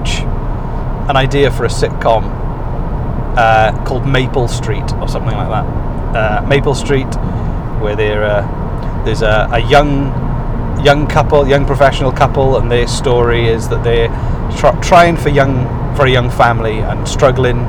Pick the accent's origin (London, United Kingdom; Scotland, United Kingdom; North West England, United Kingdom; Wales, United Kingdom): Wales, United Kingdom; Welsh; because we're Welsh